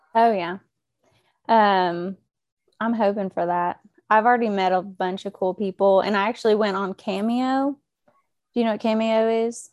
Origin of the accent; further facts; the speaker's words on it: Oklahoma, United States; moved away as an adult; now in Georgia, United States; I'm from Oklahoma